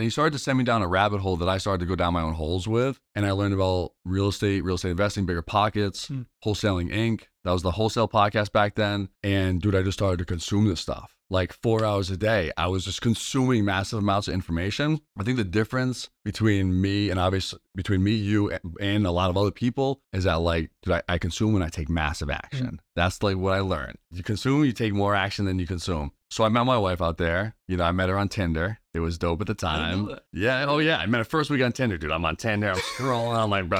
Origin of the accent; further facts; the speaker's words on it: Massachusetts, United States; I'm a Mass guy. I grew up in Mass. I was a basketball dude forever.